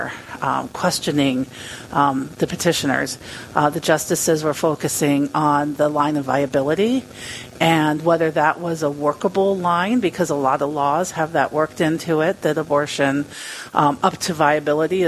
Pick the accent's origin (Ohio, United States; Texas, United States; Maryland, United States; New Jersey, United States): Maryland, United States; now in Rapid City, United States; I grew up in Maryland